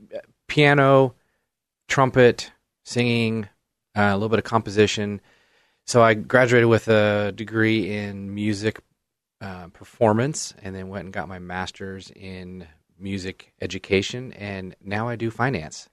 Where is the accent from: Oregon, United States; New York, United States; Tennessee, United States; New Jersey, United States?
Oregon, United States; Canby; I grew up in Canby, went to Canby High School, and, uh, you know, I've lived in Canby my entire life